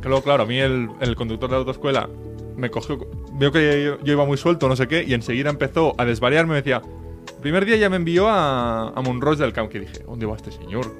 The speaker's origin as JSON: {"language": "Spanish", "town": "Reus", "region": "Catalonia", "country": "Spain", "said": "Más, más para el norte, más para el norte. De, de, de, Tarragona, de Reus"}